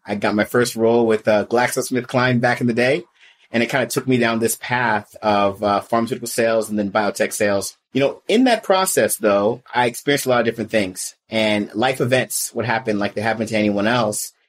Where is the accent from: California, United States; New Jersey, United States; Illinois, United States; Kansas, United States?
California, United States; the Bay Area; also born or lived in Riverside, California; I'm a California native. So I came from California. The Bay Area is where I originated from